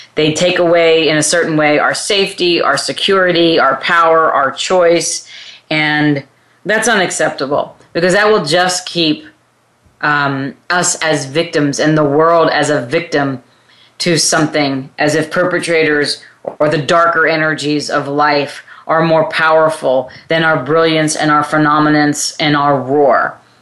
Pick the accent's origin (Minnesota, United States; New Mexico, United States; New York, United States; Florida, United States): New York, United States; also born or lived in California; now in Texas, United States; I come from California originally from New York, but I lived in California for 20 something years and now have relocated to Texas